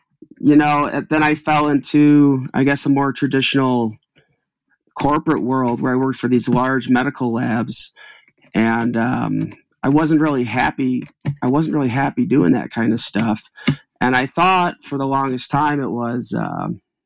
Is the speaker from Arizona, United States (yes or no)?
no; Utica, New York, United States; also born or lived in Albany, New York; I grew up in Utica, New York, which is a small town